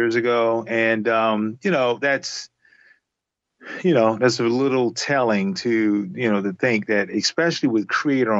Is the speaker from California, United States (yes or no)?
no; Charleston, South Carolina, United States; I grew up in Charleston, South Carolina